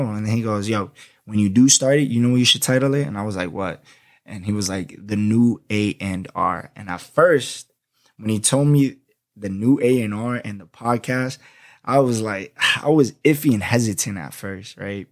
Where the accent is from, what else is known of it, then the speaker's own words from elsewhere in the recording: Florida, United States; accent: New York; also born or lived in Boston, Massachusetts; I went to high school, elementary, and middle school down here in Florida most of my life. I'm a Florida boy.